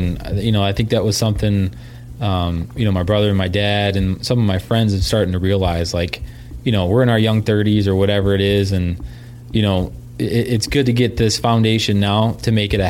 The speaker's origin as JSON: {"language": "English", "region": "Michigan", "country": "United States", "said": "Okay, so we're from Michigan."}